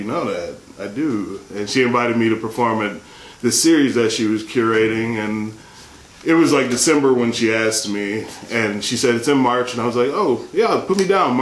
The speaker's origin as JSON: {"language": "English", "town": "Milwaukee", "region": "Wisconsin", "country": "United States", "tie": "born or raised there", "said": "I'm originally from Milwaukee, Wisconsin, a small town on the Great Lakes"}